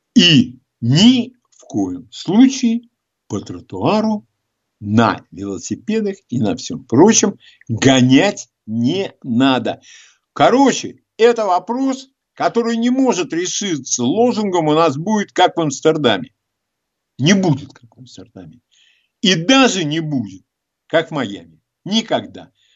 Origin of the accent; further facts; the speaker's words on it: Moscow, Russia; Я москвич, я давно живу э, всю жизнь в нашем городе.